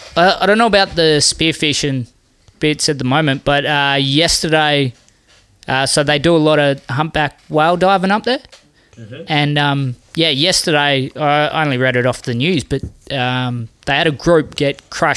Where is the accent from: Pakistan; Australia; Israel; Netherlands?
Australia; Exmouth, Western Australia; I'm from Exmouth.